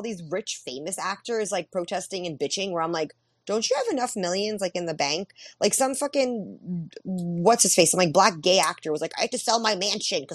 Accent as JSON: {"language": "English", "town": "New York City", "region": "New York", "country": "United States", "said": "I'm a woman. I'm Jewish. I'm from Queens"}